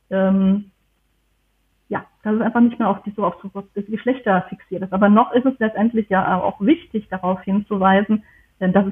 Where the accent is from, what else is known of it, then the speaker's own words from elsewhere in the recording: Germany; ich komme aus